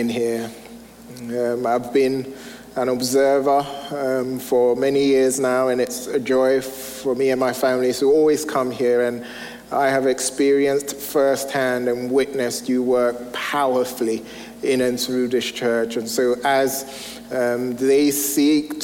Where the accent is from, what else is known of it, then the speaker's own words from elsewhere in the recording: England, United Kingdom; moved away as an adult; now in United States; I'm originally from England, and when my wife and I moved here 12 years ago now, we soon realized how different America and England were.